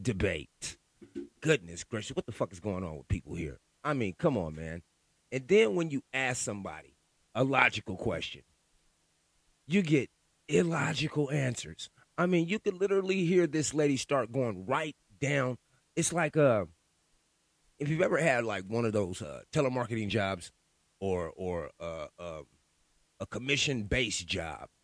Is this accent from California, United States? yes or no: yes; Sacramento, California, United States; I'm from Sacramento, California